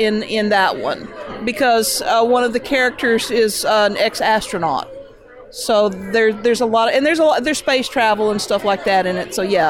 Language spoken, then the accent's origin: English; Clarksville, Tennessee, United States; I grew up outside of Clarksville, Tennessee